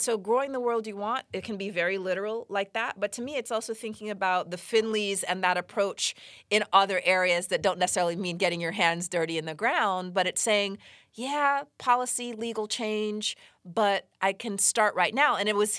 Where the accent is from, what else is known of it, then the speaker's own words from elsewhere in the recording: Los Angeles, California, United States; So, you know, I grew up partly here in Los Angeles